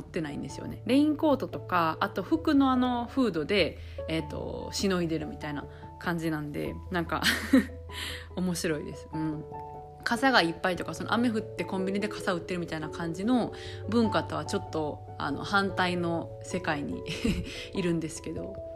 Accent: Japan; moved away as an adult; now in France; 日本生まれ、日本育ちの私

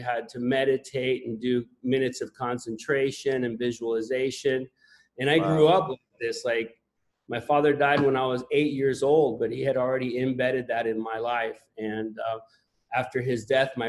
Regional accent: Puerto Rico; moved away as an adult; also born or lived in Tennessee; I was born in Puerto Rico

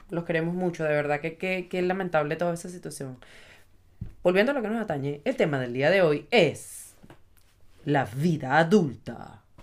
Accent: Venezuela; moved away; somos venezolanos

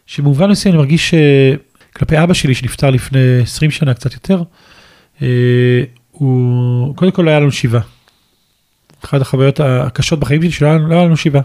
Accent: Ashdod, Southern District, Israel; גדלתי באשדוד

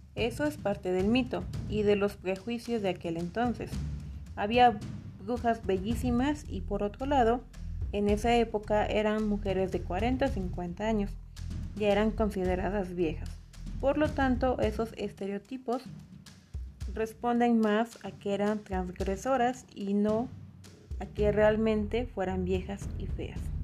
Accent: Atlixco, Puebla, Mexico; moved away; de donde soy, de originaria de Aclisco

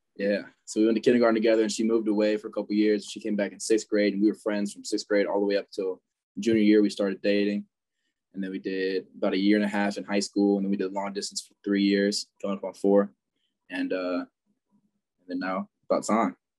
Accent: Fayetteville, Georgia, United States; I grew up in Fayetteville, Georgia my whole life

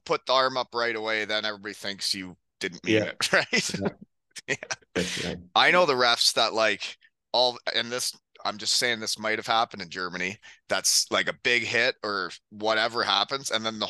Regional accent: Elmira, Ontario, Canada; So he's from my hometown. We're both Elmira, Ontario boys.

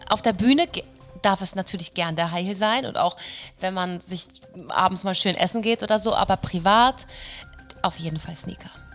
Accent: Hamburg, Germany; moved away as an adult; now in Rauenberg, Germany; ich komme aus Hamburg, ich komme aus dem Norden

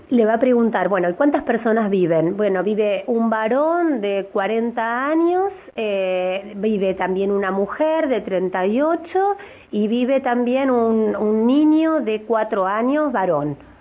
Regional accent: Neuquén, Argentina; los neuquinos

